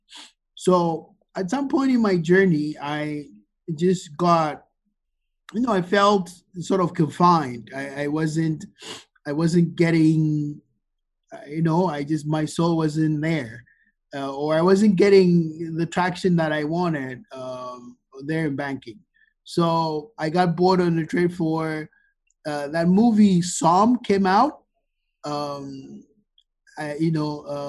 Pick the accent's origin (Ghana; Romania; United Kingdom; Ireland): Ghana; moved away as an adult; also born or lived in Virginia, United States / Chicago, United States; Born, bred, and buttered in Ghana. I grew up here in Ghana, and I moved to the U.S., like a week before I started college.